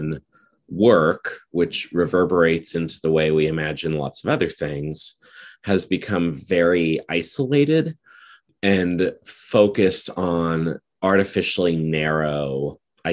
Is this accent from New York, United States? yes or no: no; Nebraska, United States; I'm from Nebraska, which is in the Great Plains region of the United States.